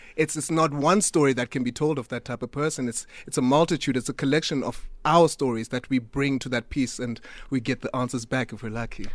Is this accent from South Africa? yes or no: yes; Butterworth, Eastern Cape, South Africa; now in Cape Town, South Africa; I'm from Butterworth